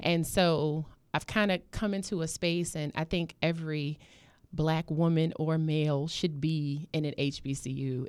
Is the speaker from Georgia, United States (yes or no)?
no; New York City, New York, United States; moved away as an adult; now in Norfolk, United States; I was, um, born and raised in Harlem, and I came down to Norfolk when I was about twenty-one